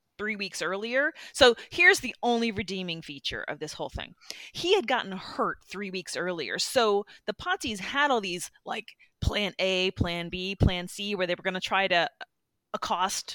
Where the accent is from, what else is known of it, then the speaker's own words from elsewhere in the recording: Midwest, United States; growing up in the Midwest